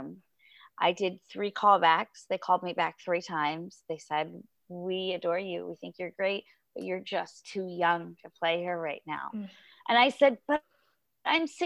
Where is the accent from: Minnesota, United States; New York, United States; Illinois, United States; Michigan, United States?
New York, United States; Great Neck; I would go to the train station on Long Island in Great Neck, my hometown